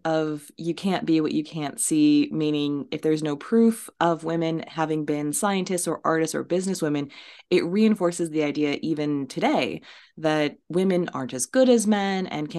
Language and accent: English; United States; speaking as an American